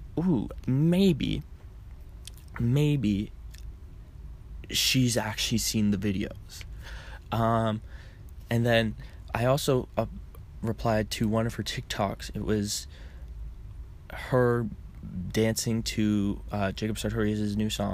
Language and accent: English; Canada; I'm Canadian